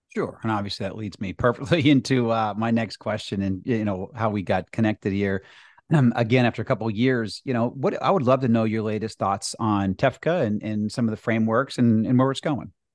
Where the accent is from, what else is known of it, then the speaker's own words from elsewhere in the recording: Massachusetts, United States; in Massachusetts